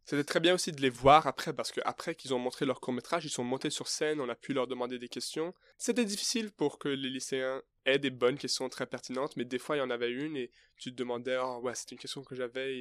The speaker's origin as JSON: {"language": "French", "country": "Canada", "moved": "yes", "said": "moi, je suis canadien, alors j'ai jamais passé de temps en France"}